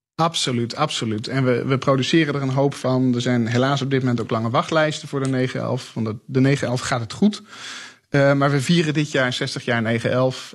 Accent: Netherlands; now in Stuttgart, Germany; als Nederlander in, in, in het buitenland woont, in Stuttgart

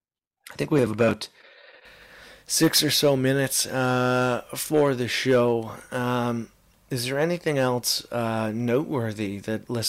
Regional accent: Canada; as a Canadian

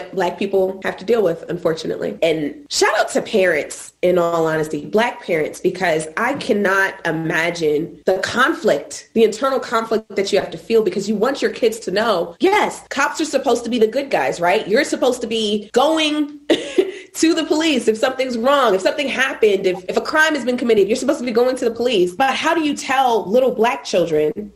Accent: New York City, New York, United States; growing up in Brooklyn

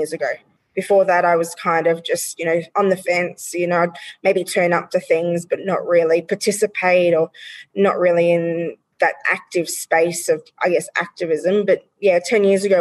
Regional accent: Australia; We as the Australian community

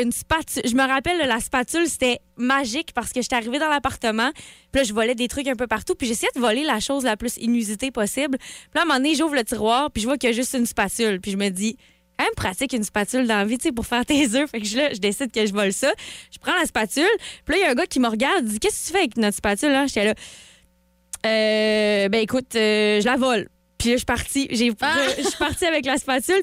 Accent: Quebec, Canada; chez nous, au Québec, ici.

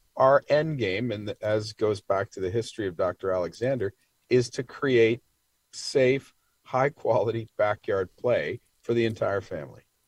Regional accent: Toronto, Ontario, Canada; I am from Toronto

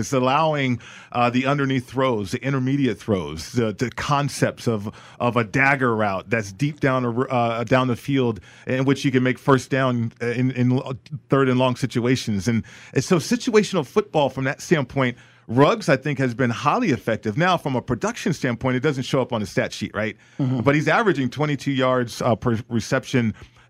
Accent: Las Vegas, Nevada, United States; You know, growing up in Vegas, I never thought we'd have an NFL franchise, let alone an iconic one like the Las Vegas Raiders.

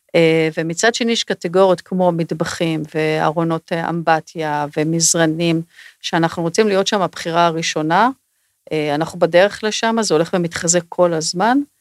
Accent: Israel

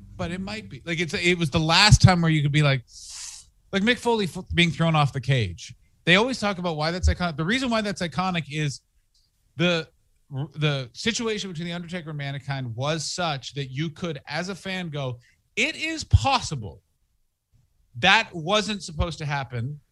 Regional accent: Ottawa, Ontario, Canada; moved away as an adult; also born or lived in Montreal / Toronto / England; now in Los Angeles, United States; I'm from Ottawa

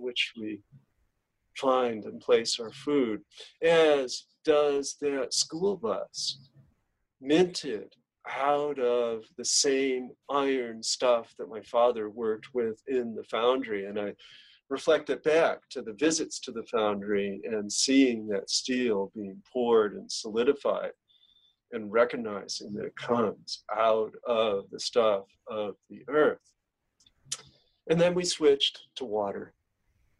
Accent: Genesee River Valley, near Lake Ontario, New York, United States; my hometown

